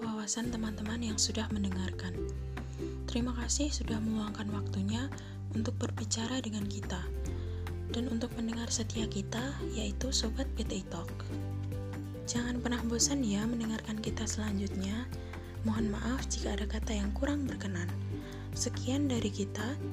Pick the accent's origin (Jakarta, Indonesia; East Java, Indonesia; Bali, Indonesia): East Java, Indonesia; Pacitan; asal dari Pacitan, Jawa Timur